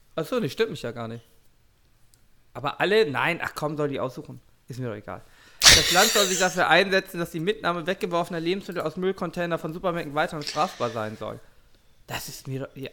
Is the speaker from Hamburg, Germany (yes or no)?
yes; Hamburg, Germany; ich bin in Hamburg aufgewachsen